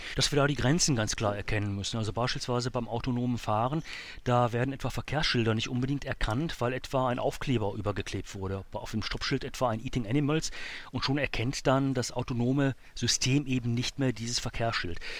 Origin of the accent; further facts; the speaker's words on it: Germany; bei uns in Deutschland, in Europa